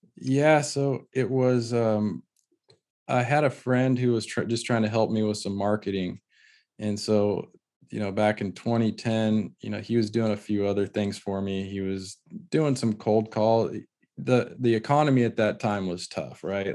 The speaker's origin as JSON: {"language": "English", "region": "California", "country": "United States", "tie": "born or raised there", "said": "in our area, growing up in California, there's always been a lot of pride around, uh, the tile trade"}